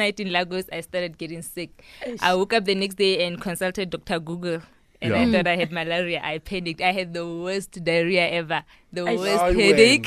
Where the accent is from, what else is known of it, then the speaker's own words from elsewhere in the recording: South Africa; you're from South Africa